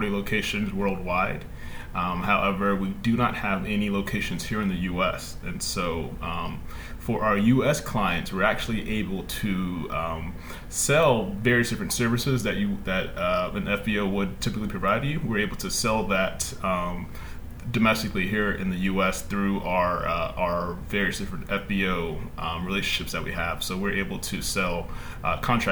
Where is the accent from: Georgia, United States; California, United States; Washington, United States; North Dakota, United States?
Georgia, United States; Fayetteville; I'm from Fayetteville, Georgia. It's a small town just about 20 minutes south of the city